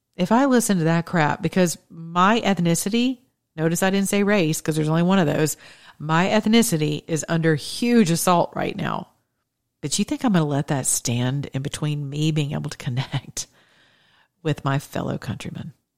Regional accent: United States; we're Greeks or we're Americans

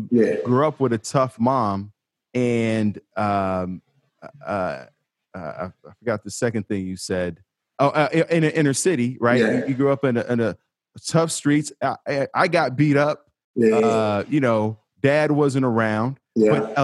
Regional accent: Chicago, Illinois, United States; I'm from Chicago

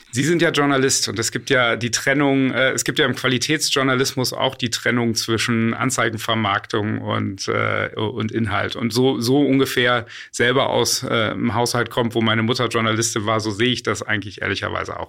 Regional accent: Berlin, Germany; also born or lived in United States; ich bin auch Berliner und wir sitzen ja gerade hier in Berlin.

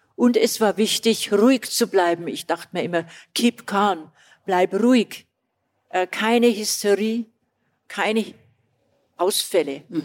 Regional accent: Old Bavaria, Germany; accent: Bavarian; Schon sehr südlich und bin eine Altbayerin, wie man unschwer hört so wie ich spreche.

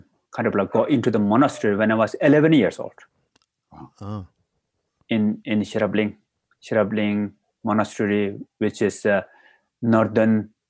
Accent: Nepal; also born or lived in Kathmandu, Nepal; I was born in the mountain Manaslu, the right bottom of the mountain Manaslu in Nepal

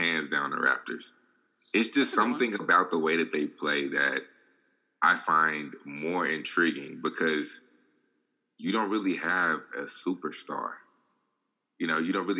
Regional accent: Dallas, Texas, United States; And the Mavericks, my hometown team

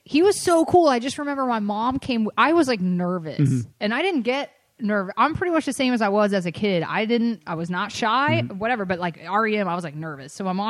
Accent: Atlanta, Georgia, United States; I grew up in Atlanta, which is only like an hour from Athens

